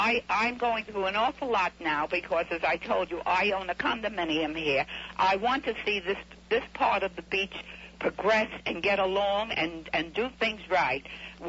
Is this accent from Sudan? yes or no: no; United States; born there; You know, I'm an American-born citizen, and we've just about taken enough nonsense from our higher-ups